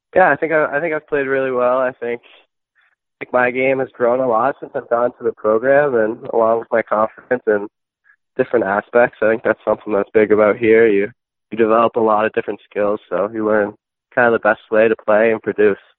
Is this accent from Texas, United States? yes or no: no; Millis, Massachusetts, United States; I grew up in a small town in Massachusetts, uh, Millis